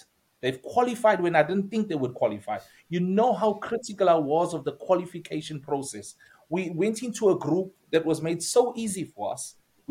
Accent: Durban, KwaZulu-Natal, South Africa; Durban, my hometown

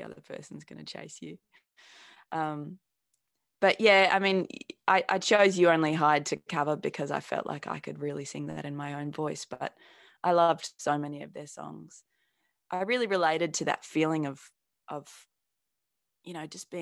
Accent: Australia; accent: Australian; I was inspired by Paul's Australian accent. It's not crazy strong like mine ended up being

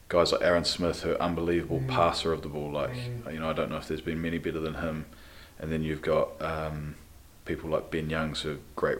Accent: Christchurch, Canterbury, New Zealand; moved away as an adult; also born or lived in Gloucester; I was born and bred in Christchurch

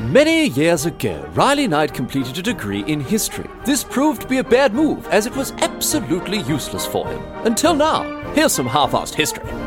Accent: Victoria, Australia; my home nation, uh, and indeed my home state. Obviously, the greatest state, uh, and the greatest nation on earth, Victoria in Australia.

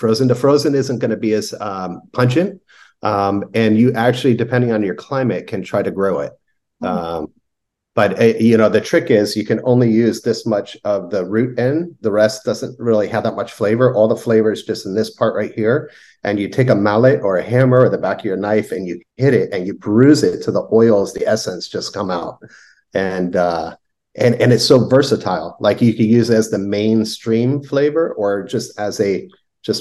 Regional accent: Miami, Florida, United States; moved away; I was born and raised in Miami.

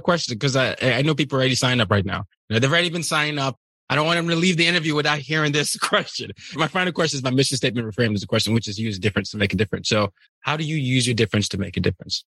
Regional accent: Nigeria; I'm Nigerian

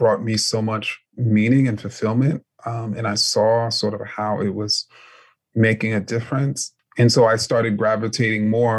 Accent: New York City, New York, United States; I grew up in New York City as a huge, huge New York Knicks fan

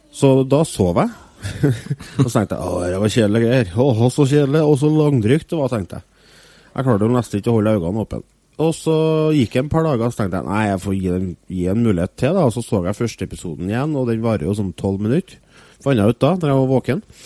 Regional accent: Norway; for meg som nordmann

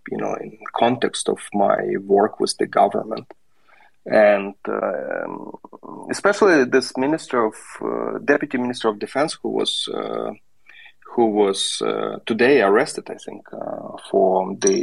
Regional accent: Kyiv, Ukraine; moved away as an adult; also born or lived in United States / Germany; I'm a Ukrainian. I grew up in Kyiv, and in late 90s, in the 1999, I think, I moved to the United States to do my PhD in economics

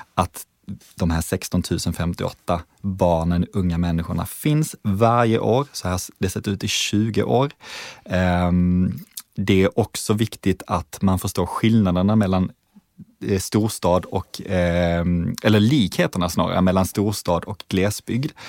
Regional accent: Malmö, Skåne, Sweden; jag kommer från Malmö, född och uppvuxen där.

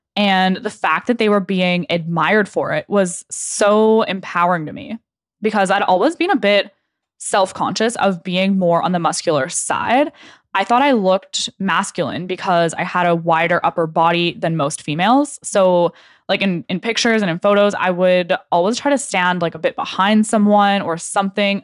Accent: Okanagan, British Columbia, Canada; moved away as an adult; also born or lived in Lower Mainland, British Columbia; I grew up in the Okanagan

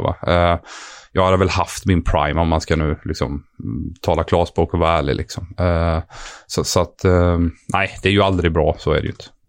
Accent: Sweden; moved away as an adult; som svensk kille

